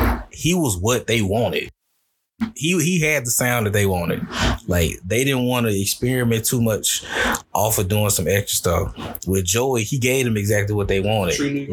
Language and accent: English; the South, United States; I'm from the South.